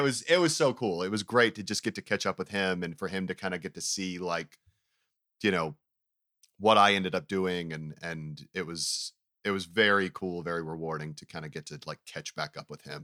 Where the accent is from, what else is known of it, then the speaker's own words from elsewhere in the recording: Knoxville, Tennessee, United States; also born or lived in Farragut, Tennessee; my family moved to Knoxville, Tennessee when I was in like the 7th grade